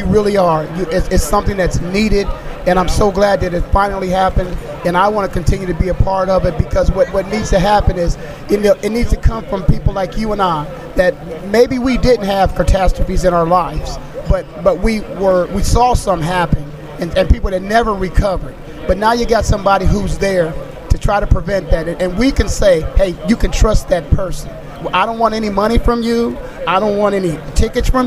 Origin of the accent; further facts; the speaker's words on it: Canton, Ohio, United States; I'm born and raised in Canton, Ohio